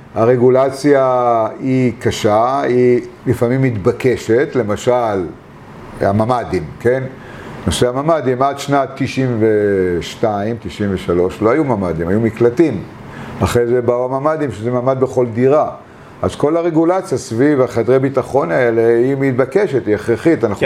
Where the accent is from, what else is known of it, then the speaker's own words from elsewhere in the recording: Bat Yam, Tel Aviv District, Israel; also born or lived in Argentina; אנחנו באנו לבת ים והיינו, גרתי, לא שלא תאמין, בשיכון עולים, באלי כהן 16